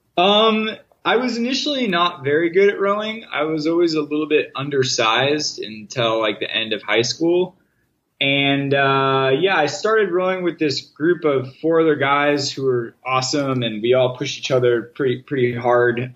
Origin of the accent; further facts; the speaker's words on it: New Canaan, Connecticut, United States; also born or lived in Boston, Massachusetts; I grew up in New Canaan, Connecticut, a town outside of New York City.